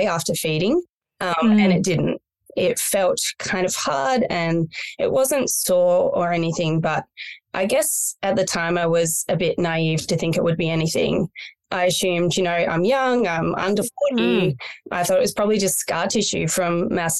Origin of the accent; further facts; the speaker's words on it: country Victoria, Australia; moved away as an adult; also born or lived in Melbourne; now in Byron Bay, Australia; I was born in Melbourne and raised in country Victoria